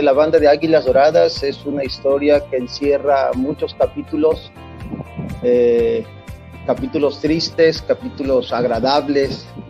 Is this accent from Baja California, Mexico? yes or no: yes; Ensenada, Baja California, Mexico; yo soy nacido aquí en Ensenada, California, y aquí aprendí a tocar desde, pues desde la secundaria